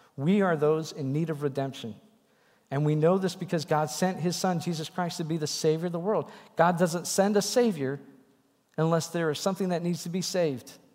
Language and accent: English; Wisconsin, United States; pastors in my little church where I grew up in Wisconsin